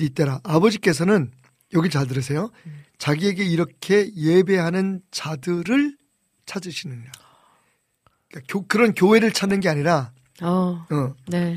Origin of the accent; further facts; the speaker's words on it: Seoul, South Korea; 나 전남 출신 아닌데 나는 우리 아버님은 북청이고 저는 서울이고